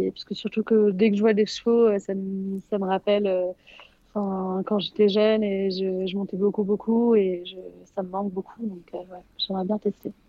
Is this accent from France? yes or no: no; England, United Kingdom; je, suis déjà franco-britannique, donc je parle, enfin, je suis anglaise, euh, donc je parle couramment l'anglais, mais je parle aussi italien et, espagnol.